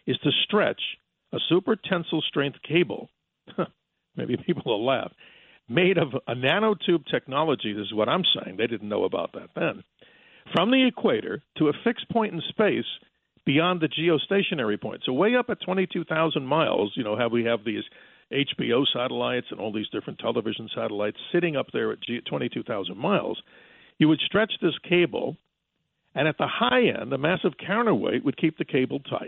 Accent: New York, United States; now in Arizona, United States; as a fellow New Yorker in the past

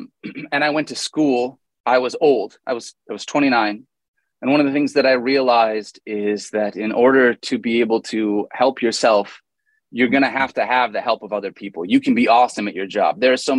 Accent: Michigan, United States; moved away as an adult; I'm from Michigan

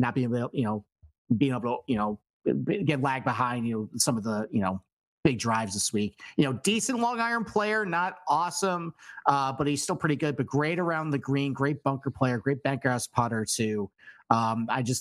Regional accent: Rochester, New York, United States; this is my hometown event.

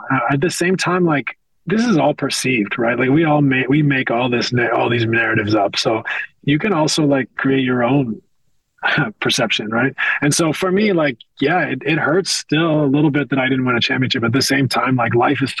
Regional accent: west coast of Canada, Canada; moved away as an adult; I'm a kid from the West Coast of Canada. I didn't have NBA players in my neighborhood

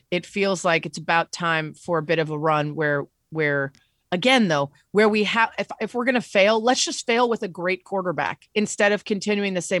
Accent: Cleveland, Ohio, United States; born there; So I was born in Cleveland, and people are always, if they see that on my bio, they'll be like, "Oh, so when, you know, how did you decide to switch?"

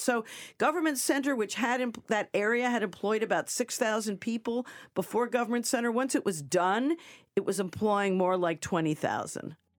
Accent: New York, United States; moved away; I was coming from New York and, uh, where, you know, we have streets and avenues

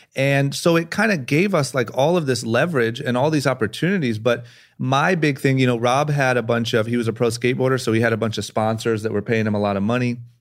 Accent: Akron, Ohio, United States; growing up in Akron, Ohio

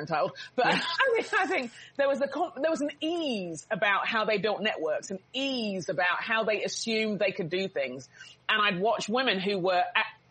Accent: London, United Kingdom; growing up in England

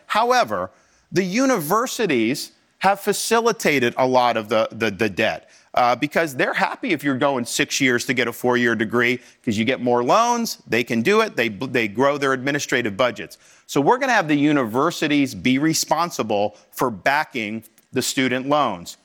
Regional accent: Tampa Bay area, Florida, United States; I was born and raised in Florida, so I grew up playing baseball. But where I grew up in the Tampa Bay area

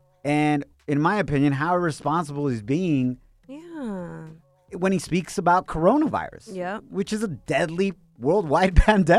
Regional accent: Ocotlán, Jalisco, Mexico; moved away; when I grew up in Mexico, in Ocotlán, Jalisco

